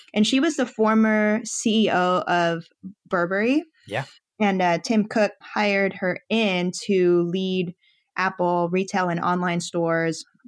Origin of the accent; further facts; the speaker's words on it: Philippines; moved away; my home country, the Philippines.